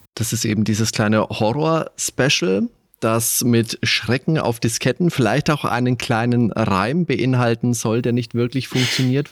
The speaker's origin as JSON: {"language": "German", "country": "Germany", "said": "bei uns in Deutschland"}